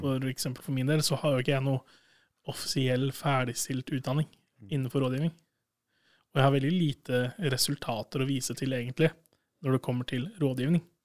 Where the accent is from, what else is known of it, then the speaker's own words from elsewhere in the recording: Sandefjord, Vestfold, Norway; also born or lived in Hamar; now in Trondheim, Norway; hjemme i Sandefjord